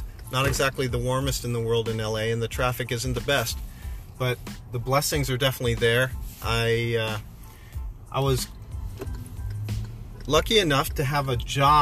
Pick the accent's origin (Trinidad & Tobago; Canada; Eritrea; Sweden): Canada; now in Los Angeles, United States; being in many, many bars growing up in Canada